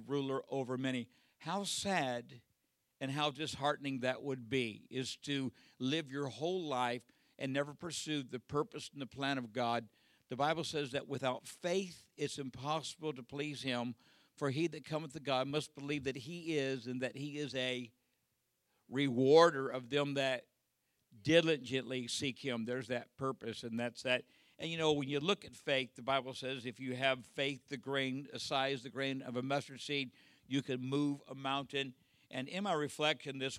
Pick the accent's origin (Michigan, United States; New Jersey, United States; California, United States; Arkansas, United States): California, United States; Southern; born and raised in Southern California